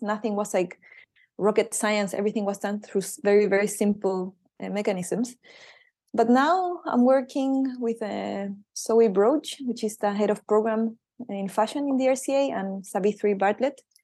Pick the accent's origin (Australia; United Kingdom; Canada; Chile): Chile; moved away; I'm from Chile